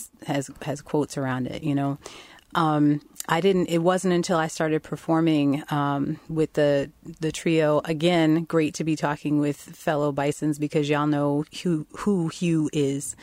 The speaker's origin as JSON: {"language": "English", "area": "Long Island", "region": "New York", "country": "United States", "tie": "born or raised there", "said": "I grew up on Long Island, New York"}